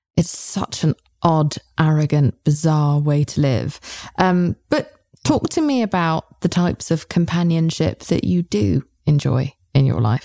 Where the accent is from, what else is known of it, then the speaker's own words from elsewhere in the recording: United Kingdom; I'm British